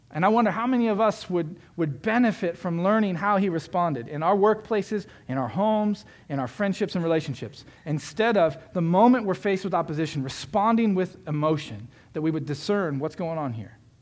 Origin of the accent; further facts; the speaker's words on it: Florida, United States; I grew up in Florida